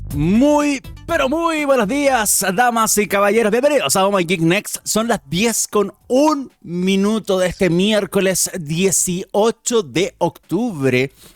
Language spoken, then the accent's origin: Spanish; Chile; nosotros como chilenos